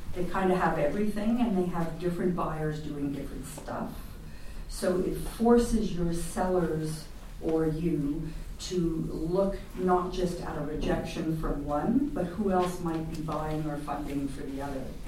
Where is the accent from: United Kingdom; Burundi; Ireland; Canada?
Canada; now in Netherlands; I'm Canadian